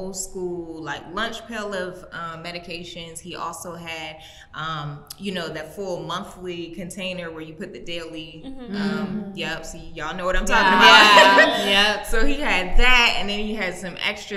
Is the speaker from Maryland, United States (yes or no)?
yes; Maryland, United States; now in Los Angeles, United States; I'm originally from Maryland, currently reside in Los Angeles, California